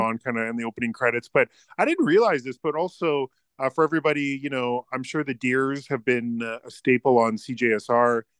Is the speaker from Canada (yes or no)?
yes; Canada